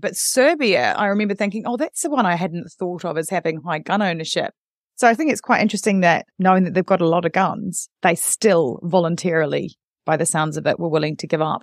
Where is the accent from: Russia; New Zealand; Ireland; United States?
New Zealand; now in United Kingdom; I grew up in New Zealand